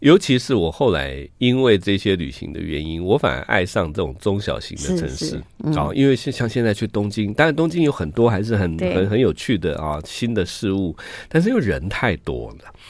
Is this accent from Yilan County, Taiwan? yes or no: yes; Luodong, Yilan County, Taiwan; 我是罗东